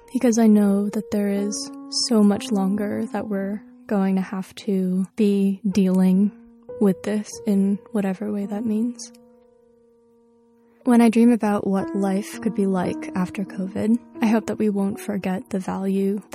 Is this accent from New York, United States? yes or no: yes; New York, United States; I was born in New York. I was raised in New York. I've lived here my entire life